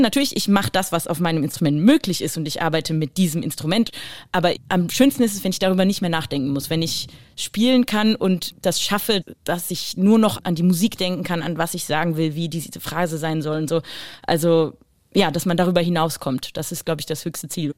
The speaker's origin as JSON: {"language": "German", "town": "Düsseldorf", "region": "North Rhine-Westphalia", "country": "Germany", "also_born_or_lived": "Basel, Switzerland", "moved": "yes", "said": "Ich bin, bin geboren in Basel, Basel ja. aber als Deutsche, also nicht als Schweizerin. Trotzdem Basel natürlich Rheinstadt also super mhm. wichtig, dann halt ein bisschen weiter bewegt nach Düsseldorf. Äh, ich würde schon Düsseldorf als meine Stadt empfinden"}